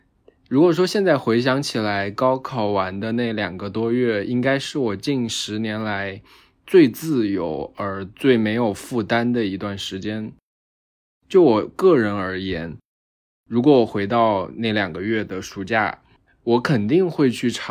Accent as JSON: {"language": "Chinese", "region": "Sichuan", "country": "China", "also_born_or_lived": "Hangzhou", "moved": "as an adult", "lives_now": "Shanghai, China", "said": "今年正好是我大学毕业的第五年。我来自四川，在杭州上学了四年，然后现在在上海工作四年半。"}